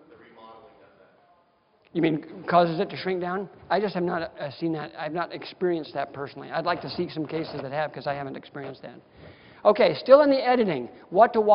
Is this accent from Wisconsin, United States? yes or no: yes; Wisconsin, United States; now in Las Vegas, United States; I'm from Wisconsin, so everybody has an old armoire in their basement.